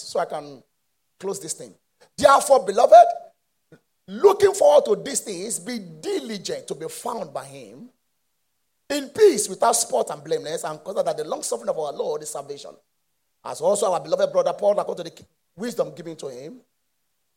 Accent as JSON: {"language": "English", "area": "Mushin, Isolo Road", "region": "Lagos", "country": "Nigeria", "tie": "born or raised there", "said": "I was born in Moshi, in Isolo Road"}